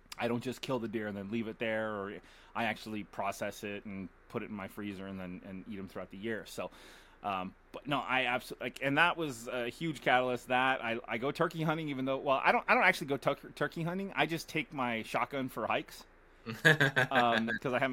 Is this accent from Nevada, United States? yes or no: yes; Las Vegas, Nevada, United States; moved away as an adult; now in Oregon, United States; when we grew up in Vegas, it was a different city than it is now.